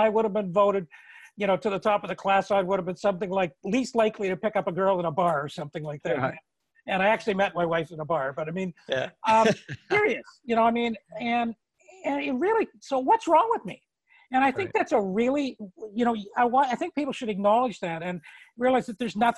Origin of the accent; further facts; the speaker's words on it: Toronto, Ontario, Canada; moved away as an adult; now in Nova Scotia, Canada; I'd been born and raised in Toronto